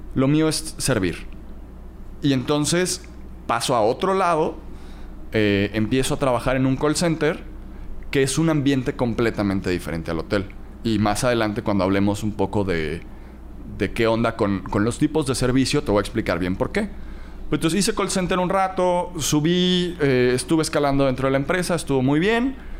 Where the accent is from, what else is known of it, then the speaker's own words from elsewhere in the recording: Cancún, Quintana Roo, Mexico; also born or lived in Playa del Carmen; nací, crecí en Cancún y después me fui a Playa del Carmen.